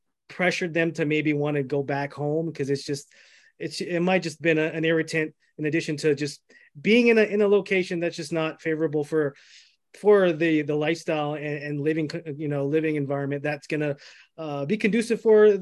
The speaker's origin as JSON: {"language": "English", "town": "Toronto", "region": "Ontario", "country": "Canada", "tie": "born or raised there", "moved": "yes", "lives_now": "United States", "said": "I've defected to the States myself, so I'm somewhat American myself, even though I'm a native of Toronto"}